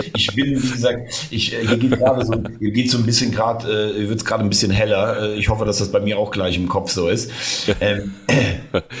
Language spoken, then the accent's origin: German; Rhineland, Germany; ich jetzt als Rheinländer